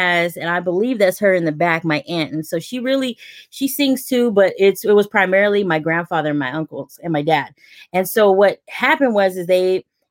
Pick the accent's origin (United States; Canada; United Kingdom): United States; San Francisco, California; I grew up primarily in San Francisco